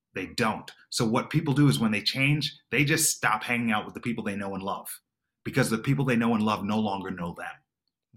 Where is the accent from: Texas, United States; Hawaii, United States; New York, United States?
New York, United States; Long Island; I grew up in Long Island, New York